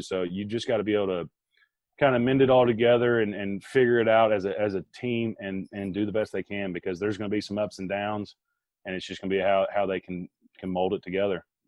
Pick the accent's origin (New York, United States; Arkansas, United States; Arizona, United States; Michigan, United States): Arkansas, United States; also born or lived in Green Bay; my home state of Arkansas